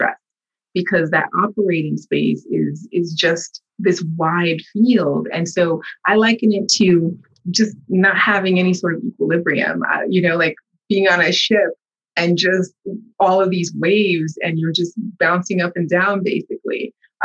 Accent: United States; I was born here, raised here, but also raised in a household that was a Haitian household

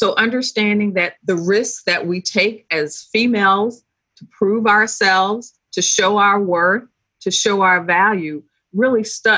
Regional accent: Philippines; also born or lived in Greece; I grew up in the Philippines. I spent at least 8 years. So my young years and then my high school years were all in the Philippines.

